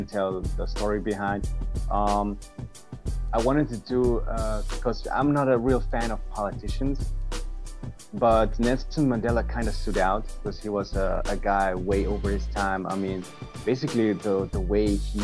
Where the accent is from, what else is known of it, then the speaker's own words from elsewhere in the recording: Vienna, Austria; I'm from Austria. Austria, Vienna in Europe.